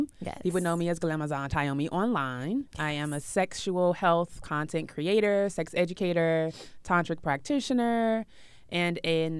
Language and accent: English; Chicago, Illinois, United States; No, I'm from Chicago, the windy city.